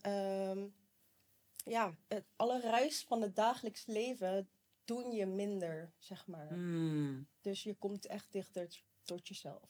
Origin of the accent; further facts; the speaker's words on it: Rotterdam, South Holland, Netherlands; ik ben 32 jaar en ik kom uit Rotterdam